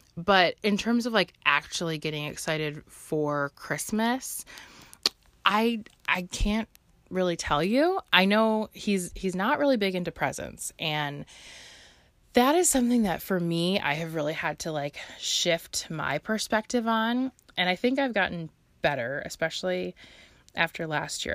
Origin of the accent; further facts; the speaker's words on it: Chicago, Illinois, United States; I'm local to the Chicagoland area and I've lived here my whole life.